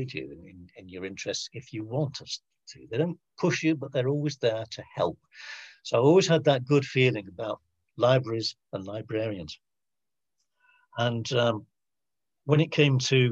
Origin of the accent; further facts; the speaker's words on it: Manchester, North West England, United Kingdom; now in Lancashire, United Kingdom; I was born in Manchester